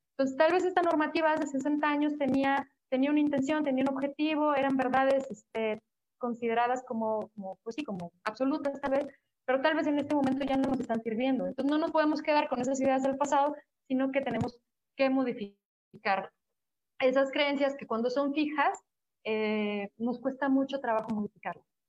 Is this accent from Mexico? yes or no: yes; Mexico; como pueblo mexicano, latino